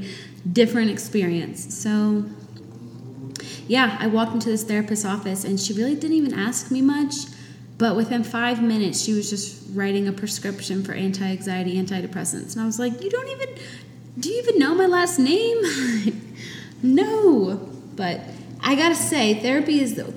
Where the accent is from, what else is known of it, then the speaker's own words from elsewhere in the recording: New Hampshire, United States; moved away as an adult; once I got married and moved away from my home state of New Hampshire